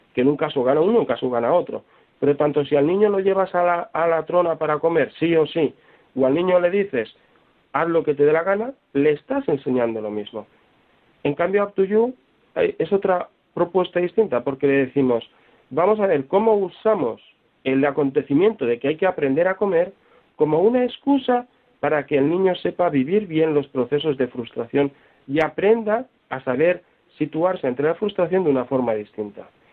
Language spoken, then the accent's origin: Spanish; Valencia, Valencian Community, Spain; Yo que soy de Valencia